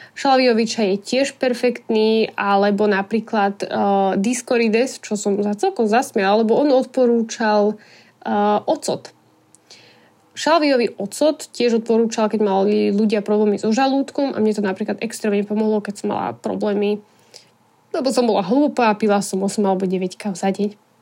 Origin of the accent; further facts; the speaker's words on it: Bratislava, Bratislava Region, Slovakia; pochádzame z Bratislavy